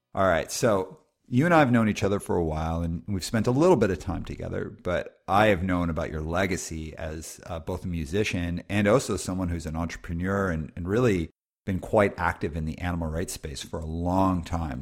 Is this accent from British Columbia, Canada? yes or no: no; Calgary, Alberta, Canada; moved away; also born or lived in West Coast; even though I, I live on the West Coast, I grew up in Calgary